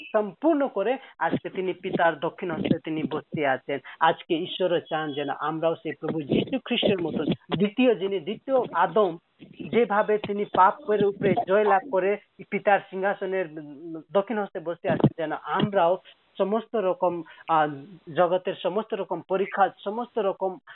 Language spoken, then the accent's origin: Bangla; Nepal; moved away as an adult; also born or lived in Kolkata, India / Serampore, India; আমার বাড়ি নেপাল আর অরিজিনালি আমি নেপালের